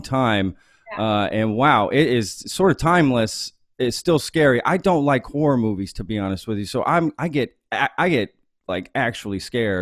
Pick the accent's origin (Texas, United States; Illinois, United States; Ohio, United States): Texas, United States; Dallas area; that's where I grew up too.